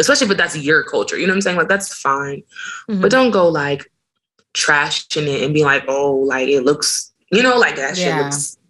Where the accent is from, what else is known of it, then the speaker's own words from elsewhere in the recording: United States; I grew up in America